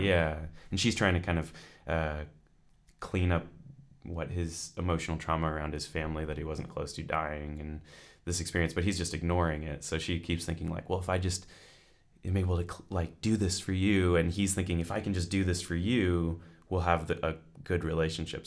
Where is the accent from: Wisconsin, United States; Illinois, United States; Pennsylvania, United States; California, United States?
California, United States; moved away as an adult; now in Edinburgh, United Kingdom; I'm originally from California